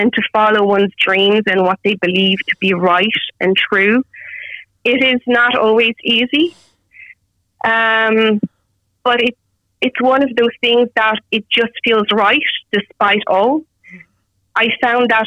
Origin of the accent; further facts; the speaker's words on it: Romania; now in Dublin, Ireland; I'm originally from Romania